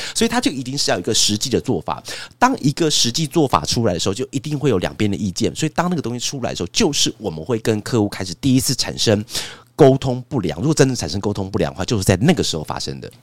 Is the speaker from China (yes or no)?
no; Taiwan; 我们台湾人有一种是一个叫见面三分情